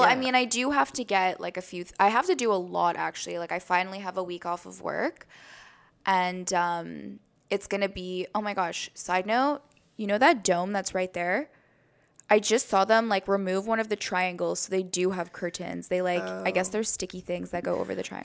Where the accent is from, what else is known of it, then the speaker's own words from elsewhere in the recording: Canada; We're proud Canadians